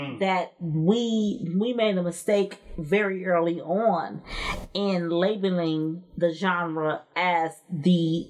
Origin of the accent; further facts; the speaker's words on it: Detroit, Michigan, United States; I'm from Detroit.